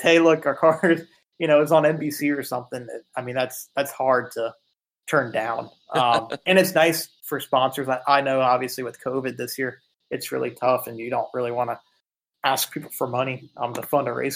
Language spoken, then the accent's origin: English; United States; I'm from America